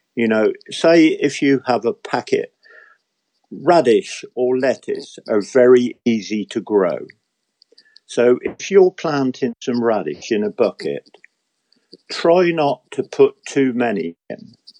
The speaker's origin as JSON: {"language": "English", "region": "England", "country": "United Kingdom", "said": "an Englishman who loves his garden"}